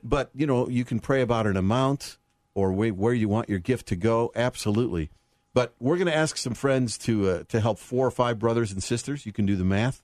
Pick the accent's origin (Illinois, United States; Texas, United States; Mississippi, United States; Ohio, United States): Illinois, United States; Chicago; moved away; my hometown, so it's always good to come back to Chicago